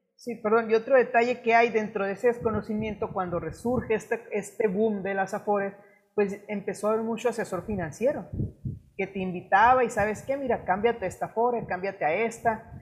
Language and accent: Spanish; Mexico; como mexicanos no tenemos una buena cultura del ahorro